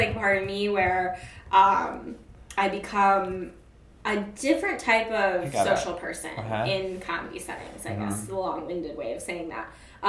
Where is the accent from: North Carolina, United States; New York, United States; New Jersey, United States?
New York, United States; I'm a New Yorker.